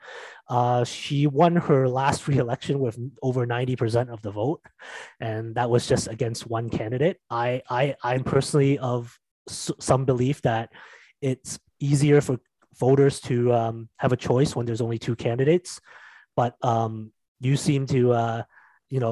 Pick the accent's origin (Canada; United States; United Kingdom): Canada; Mississauga, Ontario; moved away; I grew up in Mississauga. I currently live somewhere else, but I do come back on the weekends.